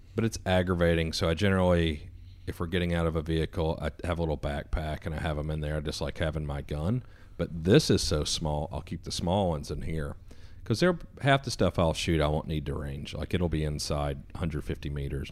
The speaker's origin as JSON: {"language": "English", "region": "East Coast", "country": "United States", "tie": "born or raised there", "said": "I was a kid from the East Coast"}